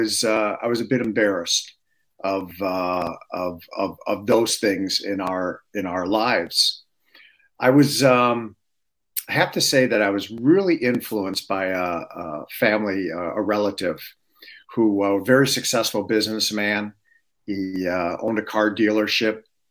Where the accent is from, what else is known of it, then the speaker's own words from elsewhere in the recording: Detroit, Michigan, United States; I was born and raised in Detroit